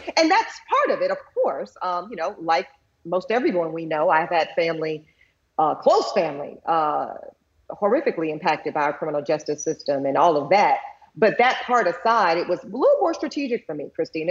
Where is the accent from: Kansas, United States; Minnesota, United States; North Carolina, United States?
North Carolina, United States; Charlotte; I grew up in Charlotte, North Carolina.